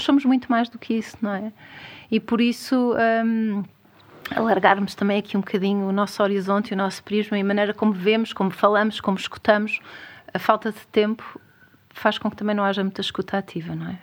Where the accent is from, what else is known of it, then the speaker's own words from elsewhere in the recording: Algarve, Portugal; eu sou algarvia